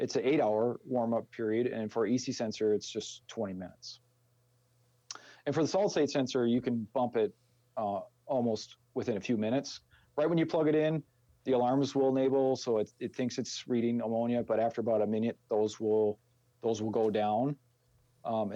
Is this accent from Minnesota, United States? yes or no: yes; Minnesota, United States; accent: Minnesota; our ridiculous Minnesota accent